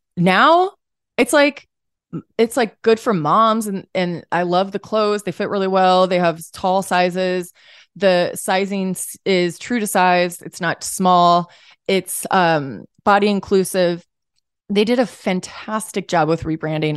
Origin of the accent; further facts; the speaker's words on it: St. Louis, Missouri, United States; we're both from Saint Louis